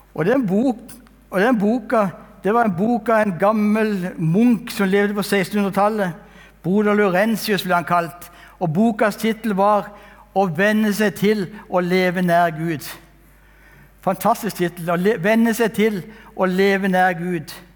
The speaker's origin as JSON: {"language": "Norwegian", "town": "Kristiansand", "region": "Agder", "country": "Norway", "tie": "born or raised there", "said": "Jeg er født og oppvokst i Kristiansand"}